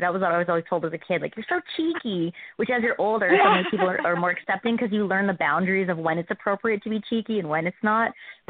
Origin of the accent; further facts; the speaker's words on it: Winnipeg, Manitoba, Canada; Jonathan Taves is from my hometown.